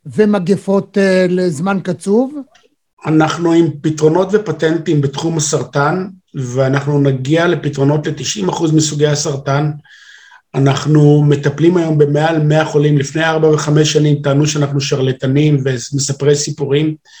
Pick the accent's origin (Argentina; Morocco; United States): Morocco; now in Israel; אני נולדתי במרוקו